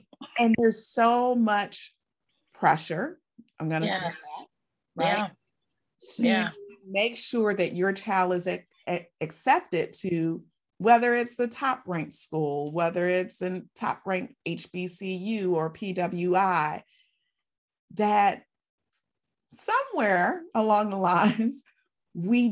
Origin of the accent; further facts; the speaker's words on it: Chicago, Illinois, United States; my hometown